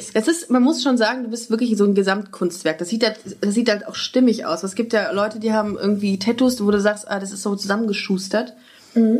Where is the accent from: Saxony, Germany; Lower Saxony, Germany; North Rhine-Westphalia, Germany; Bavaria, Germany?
North Rhine-Westphalia, Germany; Düsseldorf; moved away as an adult; also born or lived in Würzburg; now in Cologne, Germany; ich komme ja ursprünglich aus Düsseldorf